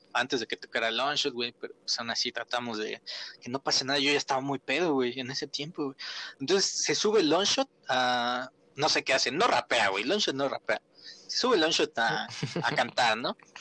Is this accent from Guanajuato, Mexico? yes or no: no; Tula, Hidalgo, Mexico; Aquí en mi pueblo